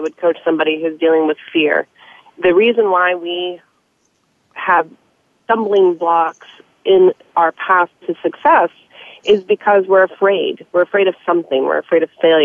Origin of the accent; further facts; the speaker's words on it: the South, United States; Growing up in the South